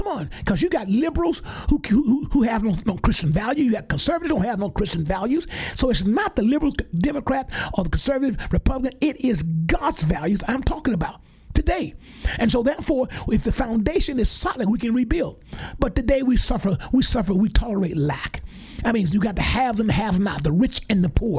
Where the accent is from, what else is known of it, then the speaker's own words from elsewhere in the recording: Geiger, Alabama, United States; moved away; my hometown in Geiger, my home church, Mount Calvary, Missionary Baptist Church, where all of us grew up